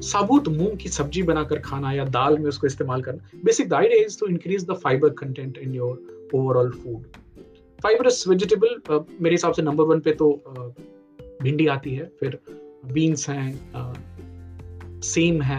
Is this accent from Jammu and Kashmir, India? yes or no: no; Bihar, India; काकरी यहाँ बोलते हैं हमारे यहाँ बिहार में खीरा बोलते